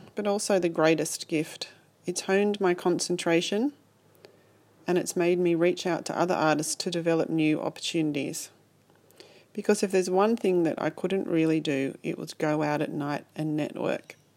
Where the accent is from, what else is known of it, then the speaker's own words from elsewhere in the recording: Sydney, New South Wales, Australia; I'm an artist from Sydney